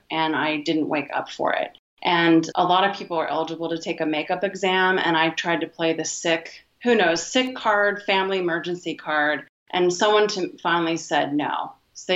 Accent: Vancouver, Washington, United States; I'm from Vancouver, Washington, USA.

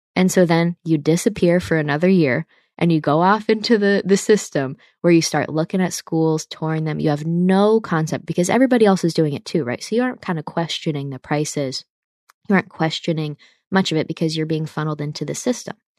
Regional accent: New York, United States; I'm from the Northeast, so I'm not from a, a Southern state where a lot of people just go to the big state school and it's cool. In New York State, it's different

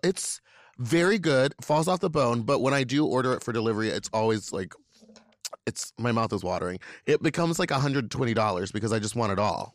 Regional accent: Louisiana, United States; I'm from Louisiana

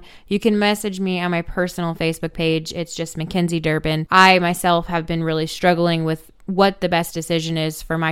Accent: Gatlinburg, Tennessee, United States; just about an hour from my hometown in Gatlinburg

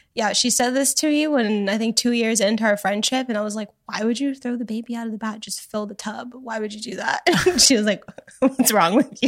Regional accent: Canada; moved away; also born or lived in Miami, Florida, United States; I grew up in Canada, but in Miami, too.

